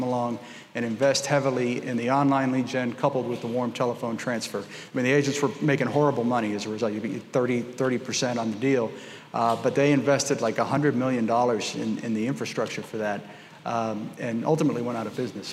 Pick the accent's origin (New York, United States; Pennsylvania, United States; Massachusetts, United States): Massachusetts, United States; Lawrence; also born or lived in Boston, Massachusetts; I was born in Boston, Massachusetts, grew up in a small mill city about 28 miles north called Lawrence